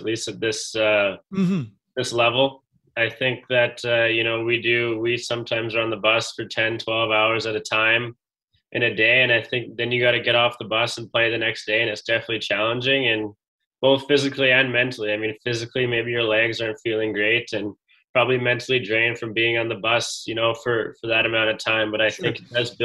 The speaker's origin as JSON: {"language": "English", "town": "Edmonton", "region": "Alberta", "country": "Canada", "tie": "born or raised there", "said": "growing up in Edmonton, I got a chance to watch the Oil Kings"}